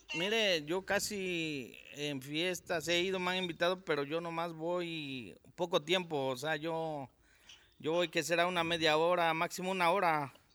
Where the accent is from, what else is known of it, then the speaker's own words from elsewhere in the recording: Amayuca, Morelos, Mexico; yo soy originario de Amayuca, aquí del municipio de Jantetelco